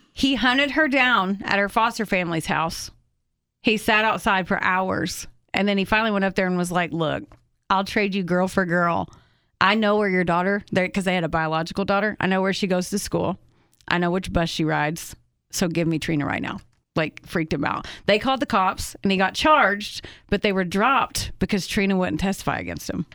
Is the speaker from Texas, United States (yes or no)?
no; Oakland City, Indiana, United States; I was born in Oakland City, Indiana